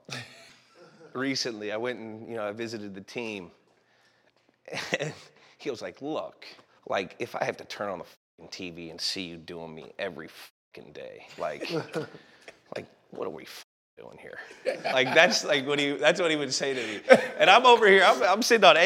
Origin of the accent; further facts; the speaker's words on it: the Bay Area, California, United States; now in Los Angeles, United States; we're both from the Bay. We grew up like 12 miles from each other